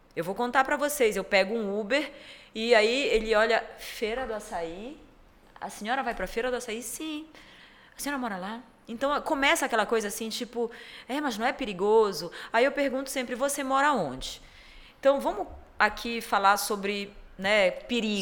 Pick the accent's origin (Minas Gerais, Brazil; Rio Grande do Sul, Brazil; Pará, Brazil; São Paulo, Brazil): Pará, Brazil; also born or lived in Europe; eu sendo paraense da Gema, moradora do centro, centro histórico de Belém